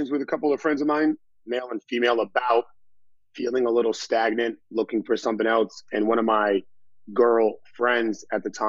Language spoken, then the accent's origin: English; Boston, Massachusetts, United States; now in Los Angeles, United States; Right now, I am in LA. I'm from Boston. I've been here about two and a half years, going on three years